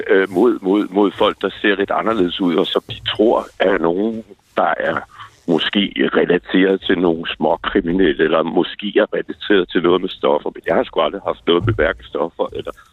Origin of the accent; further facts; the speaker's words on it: Vordingborg, Zealand, Denmark; nu er jeg 58 år, og jeg er født i Vordingborg